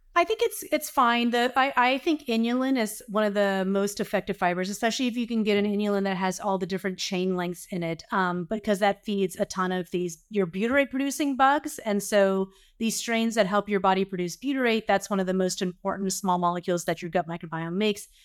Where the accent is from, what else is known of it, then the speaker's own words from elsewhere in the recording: the South, United States; I grew up in the South.